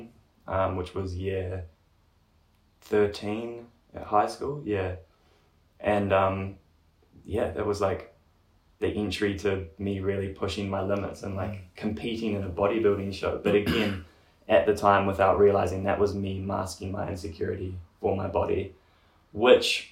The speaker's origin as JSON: {"language": "English", "region": "Gisborne", "country": "New Zealand", "said": "I'm from Gizzy, so Gisborne, east coast of New Zealand"}